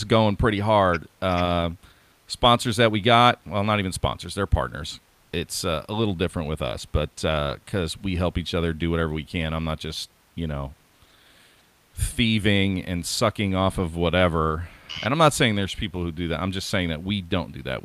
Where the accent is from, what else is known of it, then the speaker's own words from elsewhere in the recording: Oregon, United States; here in my home state, which is Oregon